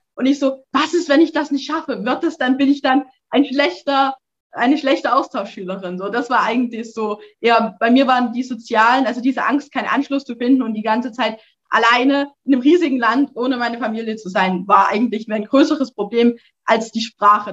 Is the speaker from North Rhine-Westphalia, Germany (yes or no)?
no; Erzgebirge, Saxony, Germany; ich komme aus dem Erzgebirge